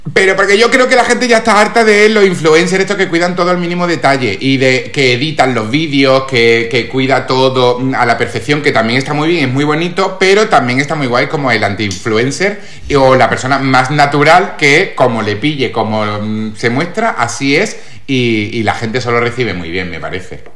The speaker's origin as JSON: {"language": "Spanish", "town": "Málaga", "region": "Andalusia", "country": "Spain", "said": "soy actor malagueño"}